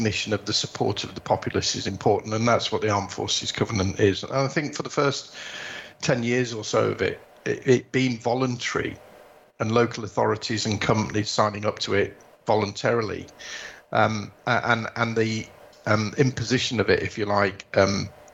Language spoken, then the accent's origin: English; Yorkshire and the Humber, United Kingdom; it's not just the Yorkshireman in me, but it's the Northerner in me